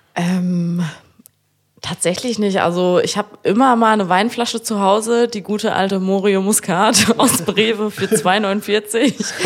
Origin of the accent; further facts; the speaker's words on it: Frankfurt, Germany; now in Kiel, Germany; ich wohne in Kiel, komme aber aus Frankfurt